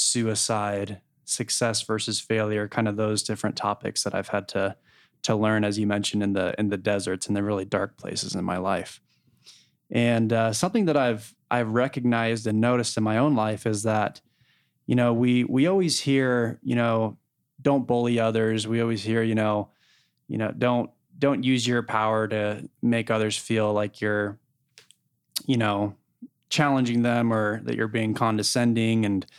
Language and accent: English; Connecticut, United States; also born or lived in Utah; And as I mentioned, I grew up in Connecticut. I the youngest of eight kids, and my dad got a job when I was 4 years old that moved, you know, the family out to Connecticut and, from Utah.